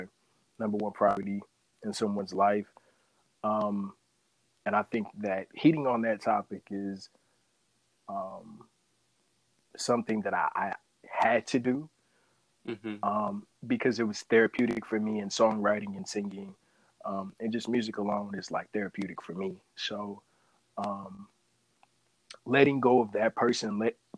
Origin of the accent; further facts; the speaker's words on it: Houston, Texas, United States; I'm a native from Houston, Texas